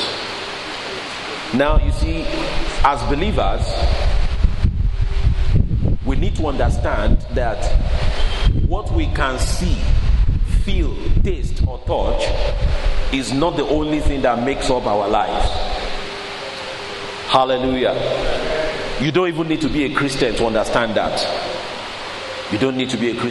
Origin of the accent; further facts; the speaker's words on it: Nigeria; moved away as an adult; now in United Kingdom; I grew up in Nigeria